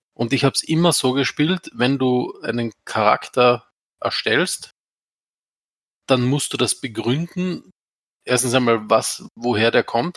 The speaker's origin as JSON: {"language": "German", "country": "Austria", "said": "ich komme quasi aus dem Schluchtendorf, aus Österreich."}